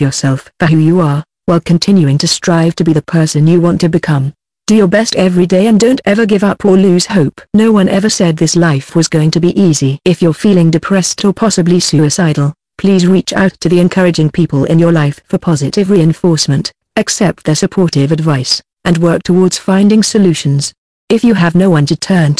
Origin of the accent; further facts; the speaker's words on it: United States; As an American